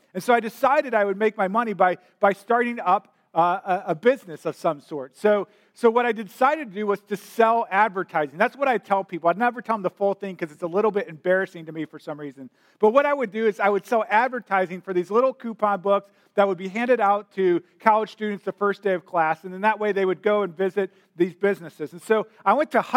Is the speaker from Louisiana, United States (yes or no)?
no; St. Louis, Missouri, United States; also born or lived in Columbia, Missouri; I grew up in St. Louis, Missouri